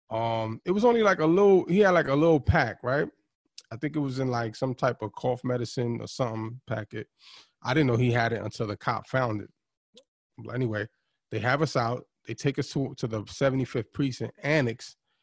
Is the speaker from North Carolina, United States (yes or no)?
no; New York City, New York, United States; I grew up in East New York, and growing up around that time, you know, late 80s, 90s